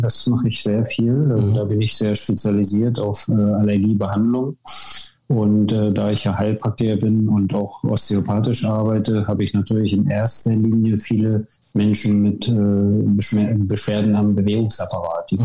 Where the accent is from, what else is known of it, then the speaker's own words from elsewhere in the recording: Wismar, Mecklenburg-Vorpommern, Germany; moved away as an adult; also born or lived in Leipzig; now in Worpswede, Germany; ich bin geboren in Wismar in der DDR und habe dort früh den, auch den Bezug zum Sport bekommen, war als Kind schon ähm, im Turnen